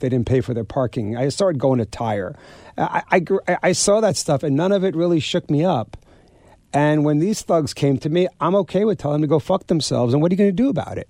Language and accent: English; Garden City, New York, United States; I grew up in Garden City, Long Island